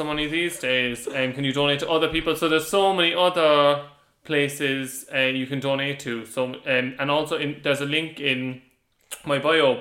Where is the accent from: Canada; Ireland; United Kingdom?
Ireland; our home soil. So like in Ireland